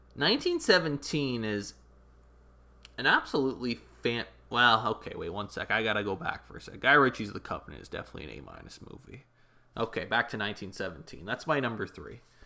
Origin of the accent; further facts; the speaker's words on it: Canada; I'm Canadian